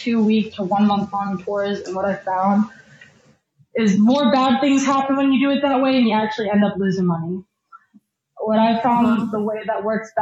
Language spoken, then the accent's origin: English; Florida, United States; I'm from Florida.